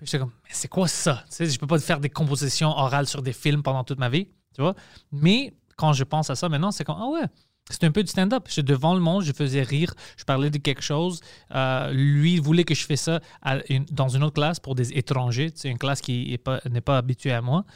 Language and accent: French; Montreal, Quebec, Canada; French is a second language; je viens de Parc Extension